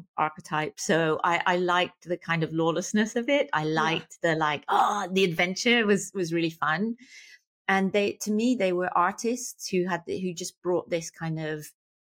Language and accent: English; Plymouth, South West England, United Kingdom; moved away as an adult; also born or lived in London; now in Southern California, United States; I'm from Plymouth.